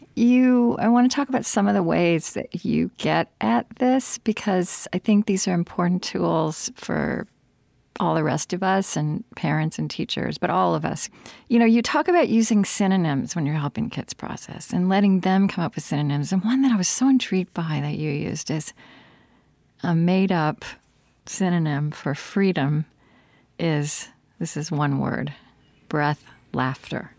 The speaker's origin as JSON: {"language": "English", "region": "Oklahoma", "country": "United States", "tie": "born or raised there", "said": "growing up in Oklahoma in a small town"}